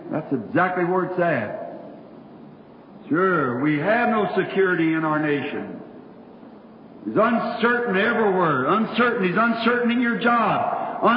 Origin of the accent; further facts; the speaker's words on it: United States; I'm an American, and I believe in democracy.